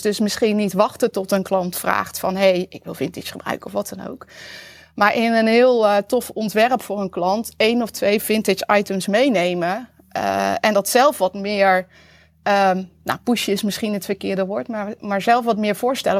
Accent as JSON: {"language": "Dutch", "country": "Netherlands", "also_born_or_lived": "Utrecht", "said": "als Nederlander"}